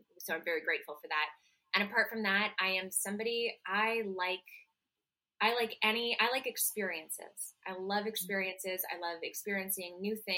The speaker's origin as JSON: {"language": "English", "town": "Montreal", "region": "Quebec", "country": "Canada", "moved": "as an adult", "lives_now": "New York City, United States", "said": "Originally I'm from Montreal, Canada. I live in New York City. I've been here since 2018."}